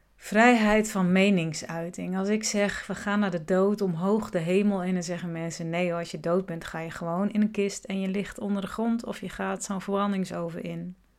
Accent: Groningen, Netherlands; Ik ben in Groningen geboren

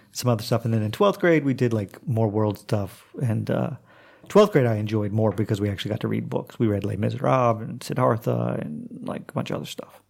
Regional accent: Oklahoma, United States; moved away as an adult; also born or lived in Montreal / Istanbul / New Orleans; now in Croatia; I'm from Oklahoma, and like Oklahoma public schools aren't the best

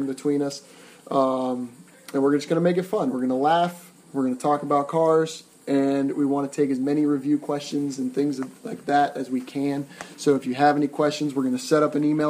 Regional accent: Northeast Ohio, United States; now in Florida, United States; I was born and raised in Northeast Ohio and have moved to the Sunshine State of Florida

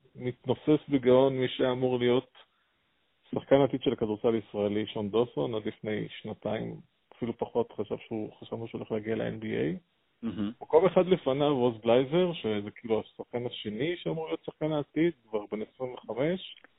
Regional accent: the Krayot, Haifa District, Israel; גדלתי בקריות, ואבא שלי שיחק שם פעם

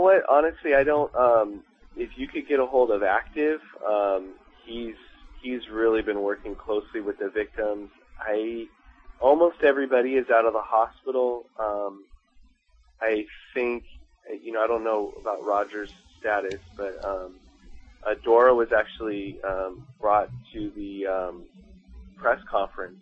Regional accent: Long Beach, California, United States; now in Los Angeles, United States; I grew up in Long Beach

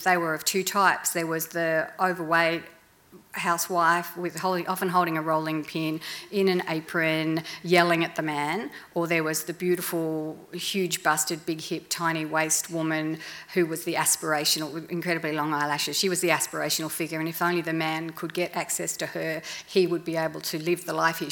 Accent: Melbourne, Victoria, Australia; I grew up in Melbourne

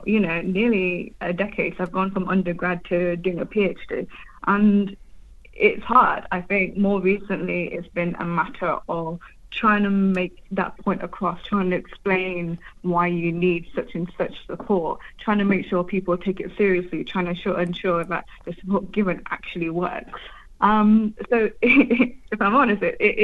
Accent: United Kingdom; I'm British Bangladeshi

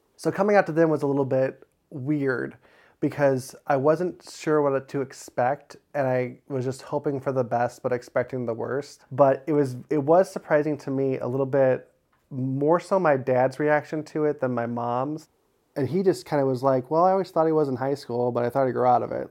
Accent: Crown Point, Indiana, United States; I grew up in Crown Point, Indiana, born and raised

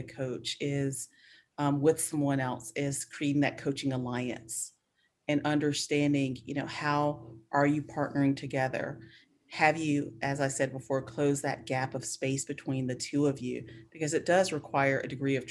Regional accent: Spartanburg, South Carolina, United States; moved away; also born or lived in Atlanta; I am from South Carolina, Spartanburg, which is the area I'm from was a very poor area and an all black area

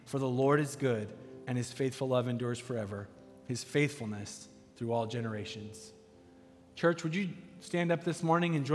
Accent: United States; I'm an American

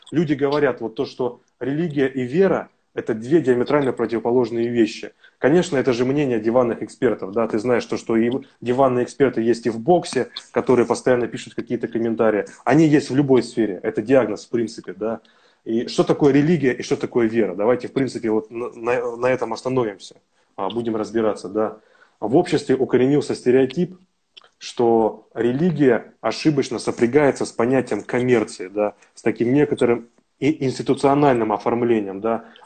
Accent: Siberia, Russia; Потому что я сам тоже вырос и родился в Сибири, да, и жил недалеко от мечети.

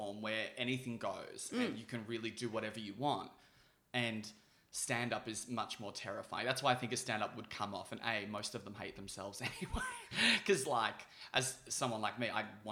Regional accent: Melbourne, Victoria, Australia; born or raised there

